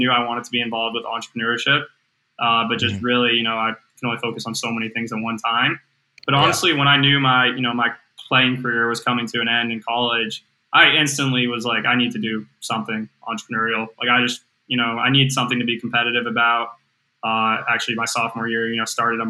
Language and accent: English; Chapel Hill, North Carolina, United States; I'm from Chapel Hill, North Carolina.